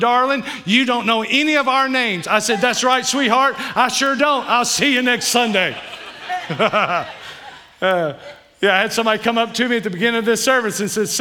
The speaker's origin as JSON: {"language": "English", "region": "Kentucky", "country": "United States", "said": "I'm from Kentucky"}